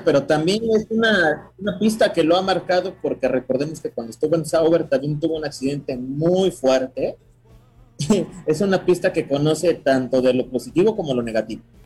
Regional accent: Mexico

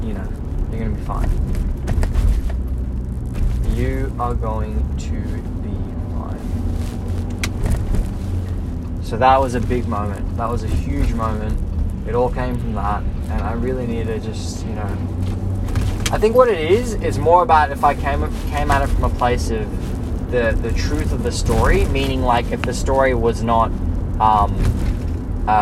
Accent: Blacktown, New South Wales, Australia; growing up in Blacktown

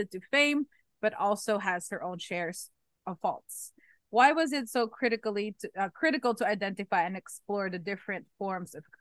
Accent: Florida, United States; unfortunately from Florida, so we mm-hmm. live on mainly flat. Yes, we have some hills, small, small

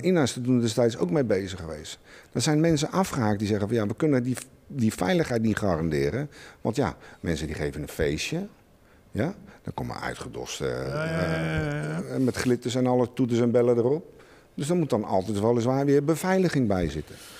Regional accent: Schiedam, South Holland, Netherlands; bij ons in Schiedam

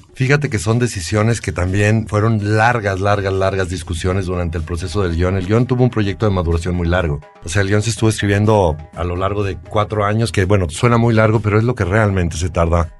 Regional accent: Aguascalientes, Mexico; Yo soy de Aguascalientes, justamente donde se filmó La Pasión

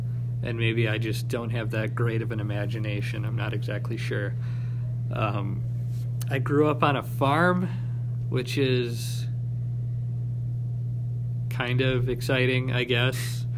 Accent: Cedar Grove, Wisconsin, United States; I am an English secondary education major. I am from Cedar Grove, Wisconsin

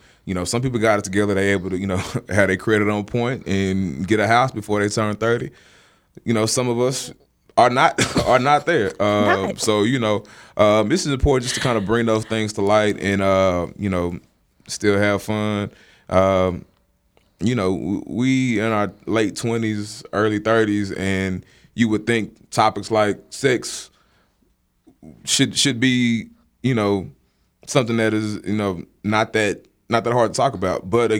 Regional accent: Dallas, Texas, United States; I am from Dallas, the great state of Texas.

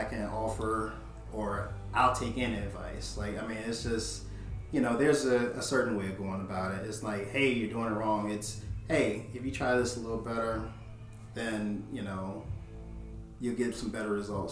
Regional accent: Richmond, Virginia, United States; I'm the owner and founder of Silverback Strong. I'm from Richmond, Virginia, born and raised.

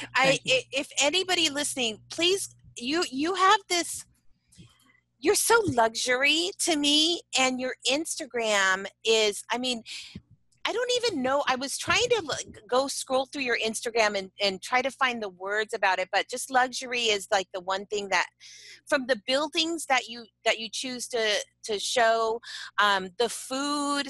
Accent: San Diego, California, United States; we're all mm from San Diego

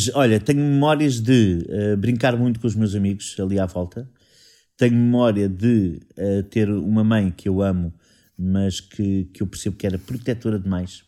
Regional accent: Sintra, Lisbon, Portugal; eu sou saloio, tenho. As únicas costelas que eu não tenho de Sintra são dos meus pais.

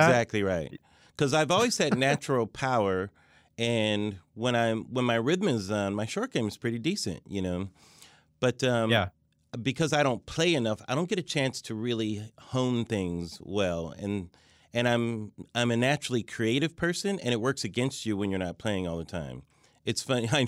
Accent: Pomona, California, United States; Pomona, California, Southern

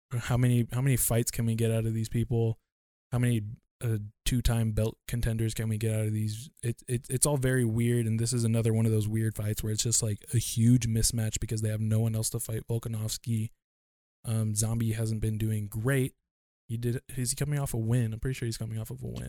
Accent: United States; me being Asian American

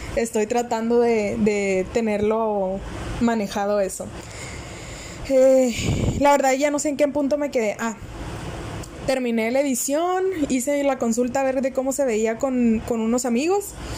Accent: northern Mexico, Mexico; soy del norte de México

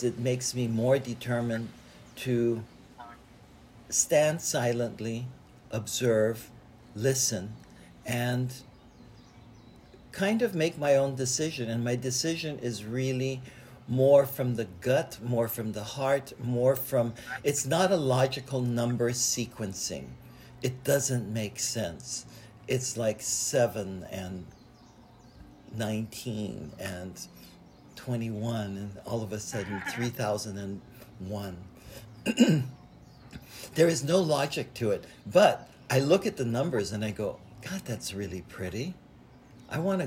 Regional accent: Hawaii, United States; I was born in Hawaii, into a Buddhist family

